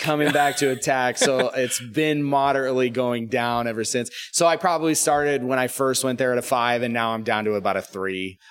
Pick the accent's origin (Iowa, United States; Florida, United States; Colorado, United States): Florida, United States; Sarasota; moved away; we grew up in Sarasota